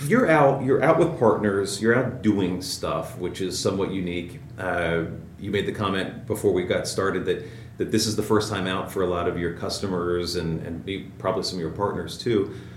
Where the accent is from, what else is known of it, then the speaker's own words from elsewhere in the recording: Cincinnati, Ohio, United States; I'm from Cincinnati, too.